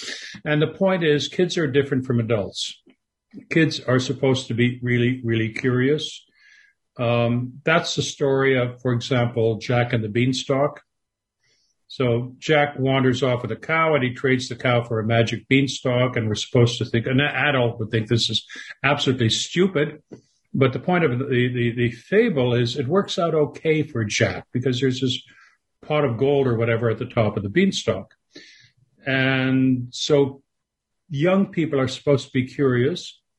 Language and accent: English; Canada; because I grew up in Canada. I lived there for most of my life.